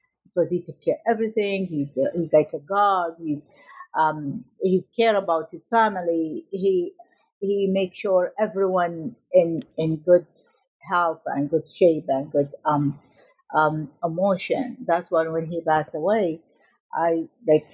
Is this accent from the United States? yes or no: no; Najaf, Najaf Governorate, Iraq; I was born in Iraq in 1967, and I was a vivacious child who loved my family and loved the school, I remember in my first day in middle school in Najaf in Iraq